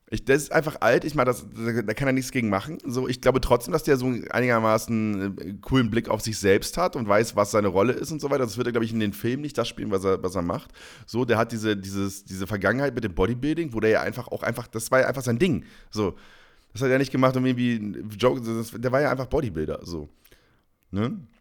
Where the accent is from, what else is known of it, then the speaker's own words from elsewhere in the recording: Northern Germany, Germany; now in Bavaria, Germany; als Norddeutscher